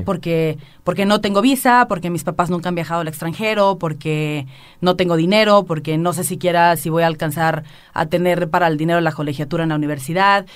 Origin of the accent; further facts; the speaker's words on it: Villa Hidalgo, Jalisco, Mexico; now in Aguascalientes, Mexico; soy de Los Altos de Jalisco. Eh, eh, sí, claro, llevo 11 años viviendo en Aguascalientes